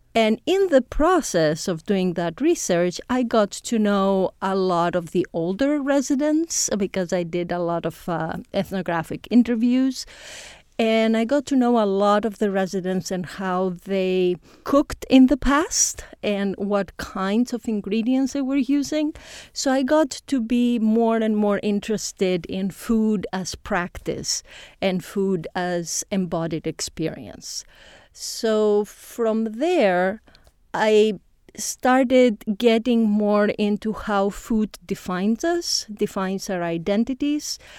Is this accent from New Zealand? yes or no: no; Greece; moved away as an adult; now in Indiana, United States; I come from Greece originally.